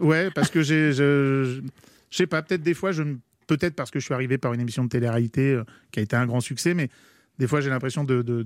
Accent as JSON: {"language": "French", "area": "Paris region", "region": "Île-de-France", "country": "France", "tie": "born or raised there", "also_born_or_lived": "Versailles", "said": "moi je suis né à Versailles, j'ai grandi en région parisienne"}